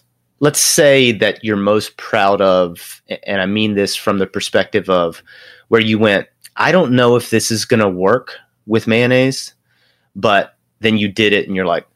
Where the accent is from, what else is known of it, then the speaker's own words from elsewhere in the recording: near Charlottesville, Virginia, United States; I grew up about an hour from Charlottesville